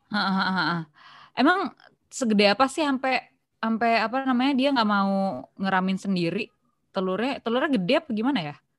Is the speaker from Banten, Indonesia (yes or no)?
yes; South Tangerang, Banten, Indonesia; also born or lived in Bintaro; gue anak Pondok Aren tapi sekolahnya di Bintaro